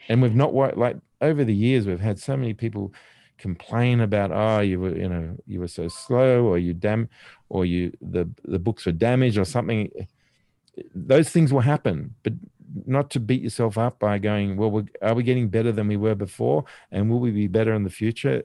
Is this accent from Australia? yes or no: yes; Australia; me, being Australian